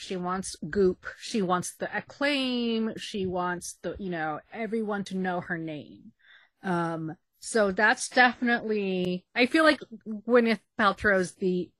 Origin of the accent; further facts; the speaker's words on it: Queens, New York, United States; It's like, oh, it's a mystic from South Asia. Oh, yes. And it's like, no, I'm from Queens.